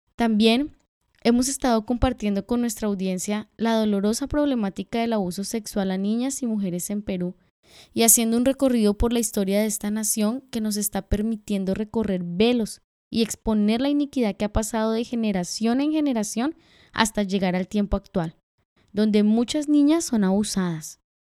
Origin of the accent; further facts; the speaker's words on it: Colombia; Nosotras como colombianas